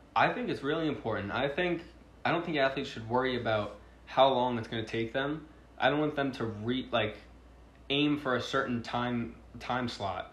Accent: Long Island, New York, United States; I'm from Long Island, New York

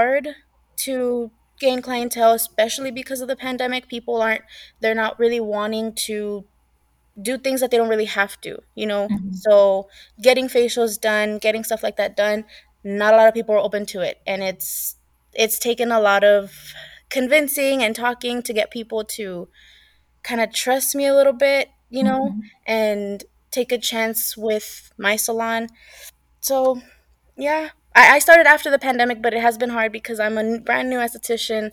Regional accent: the Rio Grande Valley, Texas, United States; now in San Antonio, United States; I'm originally from the Valley. So the Valley is literally an hour away from the border.

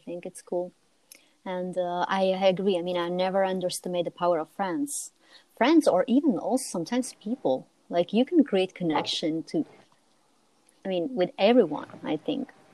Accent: Italy; As Italian

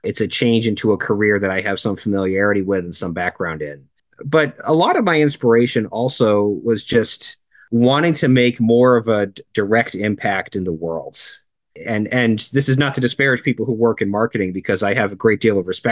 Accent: Cape Cod, Massachusetts, United States; moved away as an adult; also born or lived in Northern Connecticut; I'm originally from Cape Cod

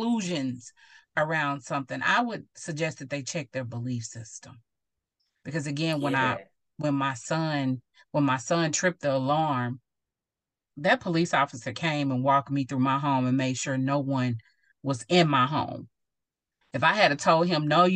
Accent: Mount Pleasant, Texas, United States; moved away as an adult; also born or lived in Nebraska; I'm from Mount Pleasant, Texas

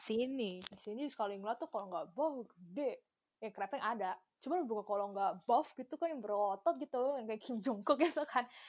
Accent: Indonesia; now in Japan; sebagai orang Indo

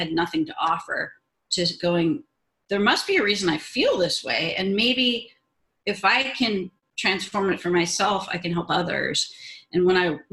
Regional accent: Los Angeles, California, United States; I grew up in Southern California in the Van Nuys area

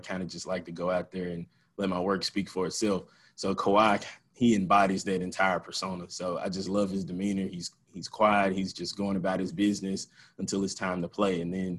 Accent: Memphis, Tennessee, United States; also born or lived in Oxford, Mississippi; I was born and raised here in Memphis.

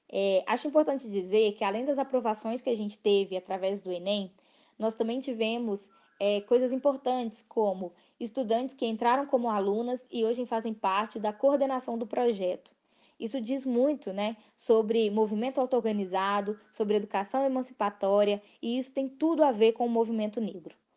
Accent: Belo Horizonte, Minas Gerais, Brazil; eu nasci, cresci e moro em regiões periféricas da cidade. Eu cresci em Venda Nova

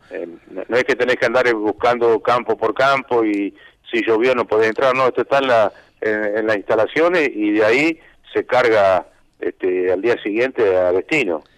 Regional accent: Bonifacio, Buenos Aires Province, Argentina; soy de, Bonifacio de toda la vida

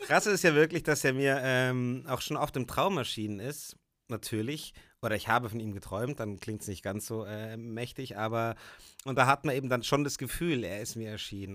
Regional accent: Puchheim, Bavaria, Germany; in meinem alten Elternhaus, wo wir aufgewachsen sind in Puchheim, obwohl ich da schon lange nicht mehr wohne

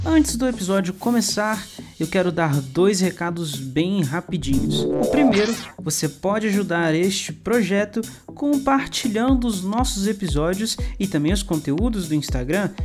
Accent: Minas Gerais, Brazil; also born or lived in Northeast Brazil; apesar de ser de Minas, às vezes eu falo umas coisas que não, não tem nada a ver com o sotaque daqui

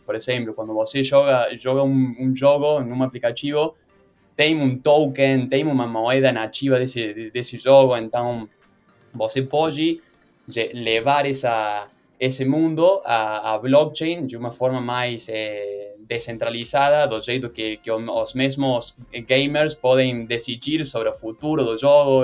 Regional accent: Argentina; Portuguese is a second language; sou da Argentina, por isso o meu sotaque é um pouco estranho

